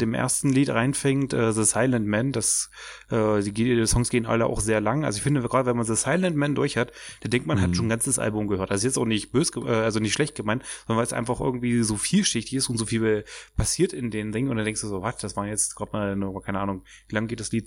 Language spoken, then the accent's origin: German; Germany; now in Magdeburg, Germany; ich komme aus dem Dorf mit 600 Einwohnern, wohne jetzt aber Magdeburg